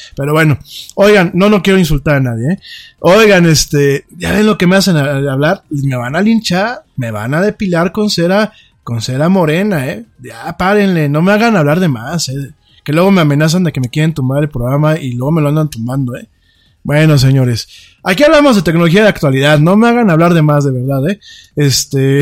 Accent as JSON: {"language": "Spanish", "country": "Mexico", "also_born_or_lived": "Spain", "said": "yo como mexicano"}